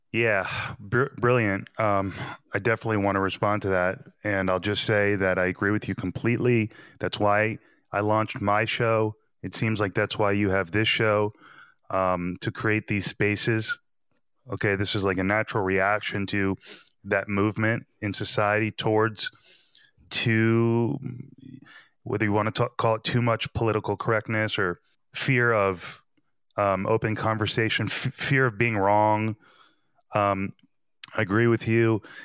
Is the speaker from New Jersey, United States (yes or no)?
yes; New Jersey, United States; I'm from New Jersey